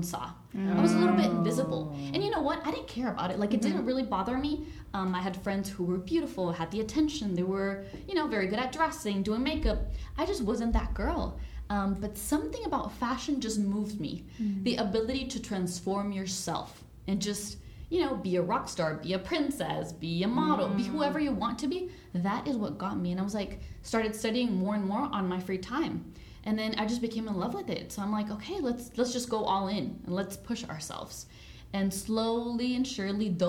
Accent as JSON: {"language": "English", "country": "El Salvador", "moved": "yes", "said": "I'm originally from El Salvador"}